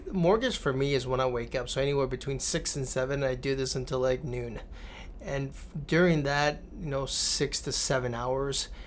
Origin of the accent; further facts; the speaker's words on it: California, United States; That was California. That, that, was you know growing up in California.